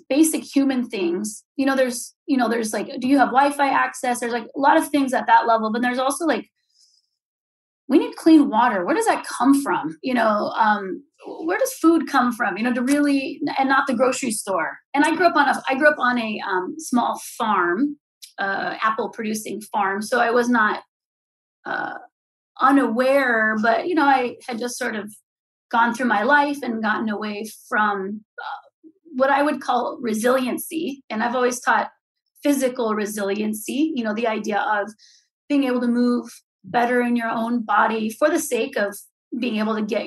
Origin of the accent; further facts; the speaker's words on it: California, United States; moved away as an adult; also born or lived in Ventura, California; growing up in California in apartments